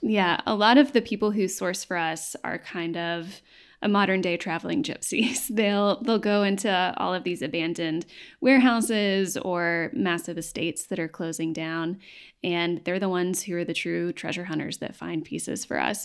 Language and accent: English; Knoxville, Tennessee, United States; now in Nashville, United States; I grew up in Knoxville